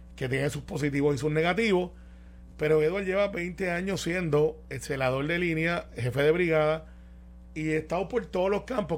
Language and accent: Spanish; Guaynabo, Puerto Rico; Como yo soy de Guainabo